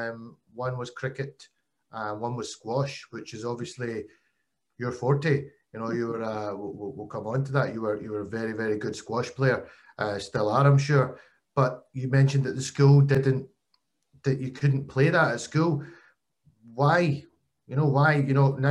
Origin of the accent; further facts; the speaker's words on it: Glasgow, Scotland, United Kingdom; fellow Glasgow girl